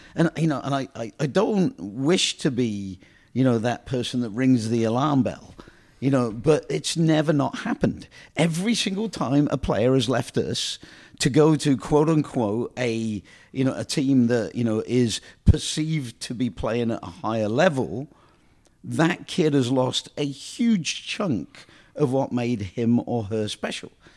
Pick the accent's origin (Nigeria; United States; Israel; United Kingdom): United Kingdom; England; moved away; I came from England